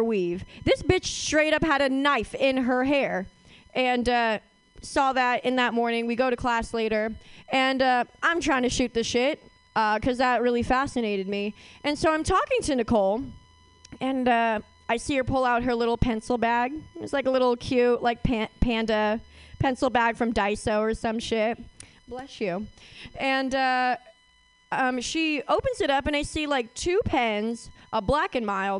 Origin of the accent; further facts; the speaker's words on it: Oakland, California, United States; I am from Oakland, and I went to Skyline.